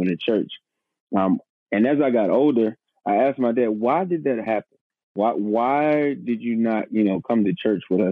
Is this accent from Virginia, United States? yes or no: yes; Suffolk, Virginia, United States; also born or lived in Portsmouth, Virginia; I'm from Portsmouth, Virginia, born in Portsmouth, raised in Suffolk, Virginia